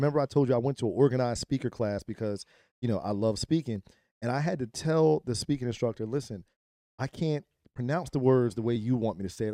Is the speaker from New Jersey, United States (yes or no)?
yes; Trenton, New Jersey, United States; I grew up in Trenton